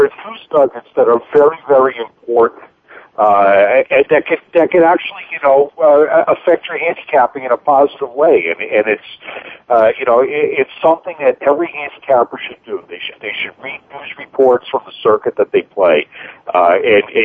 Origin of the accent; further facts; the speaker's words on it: Boston, Massachusetts, United States; I grew up in Boston